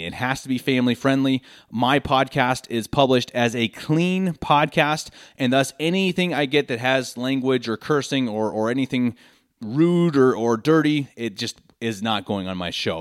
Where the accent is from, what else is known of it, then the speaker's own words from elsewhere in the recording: Denver, Colorado, United States; moved away as an adult; now in Munich, Germany; born and raised in Denver, Colorado, lifelong Broncos fan. I recently moved to Munich